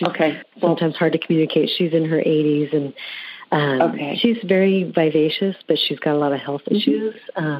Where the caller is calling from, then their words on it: Bay Area, California, United States; I'm calling from the Bay Area in California.